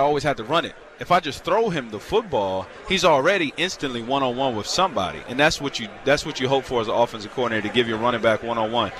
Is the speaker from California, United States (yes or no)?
no; Virginia, United States; I'm from the South. I'm from Virginia